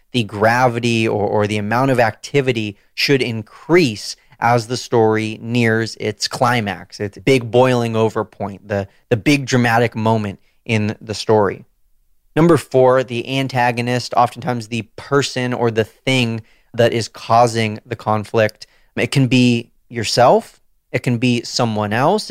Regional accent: Southern California, United States; moved away as an adult; also born or lived in Washington, D.C.; I was born and raised in Southern California

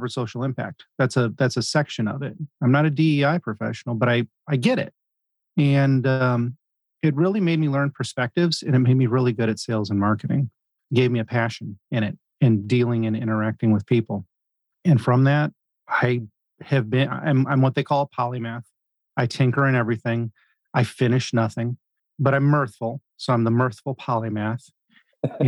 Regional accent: St. Louis, Missouri, United States; I was born and raised in St. Louis, Missouri, Midwest, United States, kind of a southern city in the north

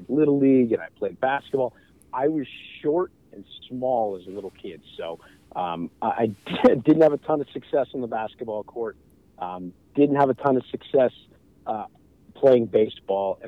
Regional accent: Maine, United States; moved away; it was great growing up in Maine.

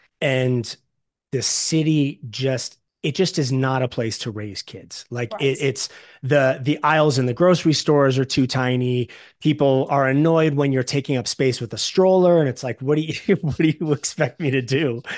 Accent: Los Angeles, California, United States; I'm born and raised in Los Angeles and it's been the same since I was a kid.

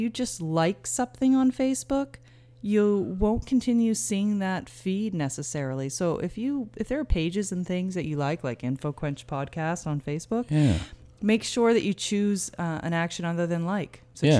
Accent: Hampton, New Brunswick, Canada; now in Saint John, Canada; I'm from Hampton, New Brunswick, originally, and we live in St. John

